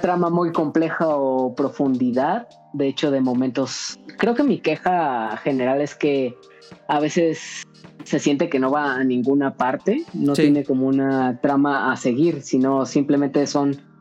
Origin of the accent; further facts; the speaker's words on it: Cuernavaca, Morelos, Mexico; soy de Cuernavaca